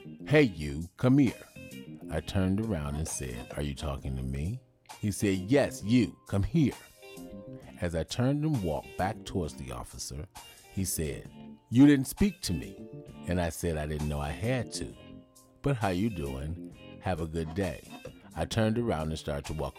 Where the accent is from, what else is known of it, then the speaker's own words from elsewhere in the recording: Detroit, Michigan, United States; moved away as an adult; also born or lived in Chicago; Growing up in Detroit, Michigan, in a single-parent home, I had a great childhood